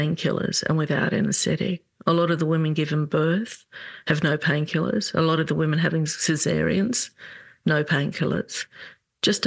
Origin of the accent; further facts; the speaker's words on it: Australia; excuse my accent, I have been living in Australia all my life.